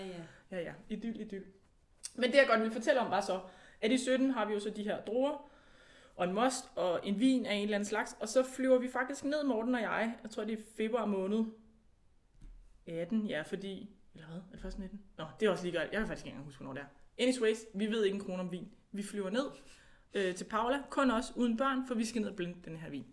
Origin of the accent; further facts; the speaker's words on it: Denmark; now in Italy; vi måske danskere i Italien, der producerer vin i Italien